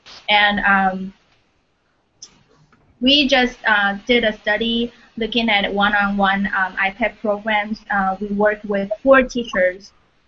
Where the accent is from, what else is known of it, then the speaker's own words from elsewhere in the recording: Taiwan; now in Indiana, United States; I'm from Taiwan.